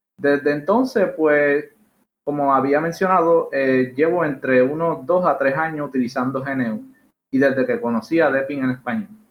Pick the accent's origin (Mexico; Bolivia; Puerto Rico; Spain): Puerto Rico; Yo realmente soy de Puerto Rico